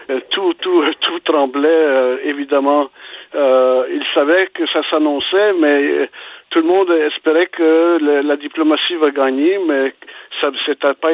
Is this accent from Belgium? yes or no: yes; Belgium; now in Canada; Je suis né en Belgique